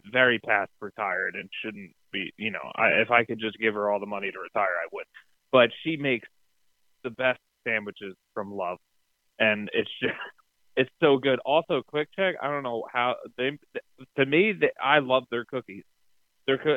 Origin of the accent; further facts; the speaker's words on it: Pennsylvania, United States; moved away; I'm from Pennsylvania, okay, Pennsylvania, where you go to Turkey Hill to do all three